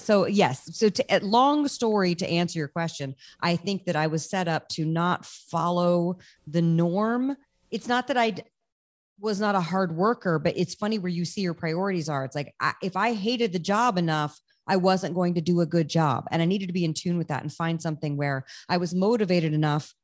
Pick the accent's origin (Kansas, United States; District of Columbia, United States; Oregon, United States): District of Columbia, United States; Washington; moved away as an adult; now in Los Angeles, United States; I'm from Washington, D C, which is where you are.